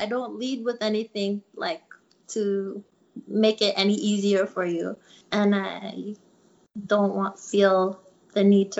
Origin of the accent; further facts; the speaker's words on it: Togo; also born or lived in Iran; So like I was born in Togo in West Africa and lived there off and on during my childhood.